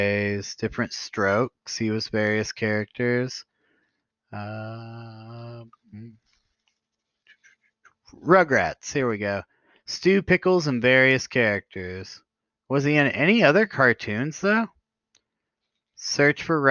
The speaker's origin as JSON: {"language": "English", "region": "Kentucky", "country": "United States", "moved": "yes", "lives_now": "Ohio, United States", "said": "I'm originally from Kentucky"}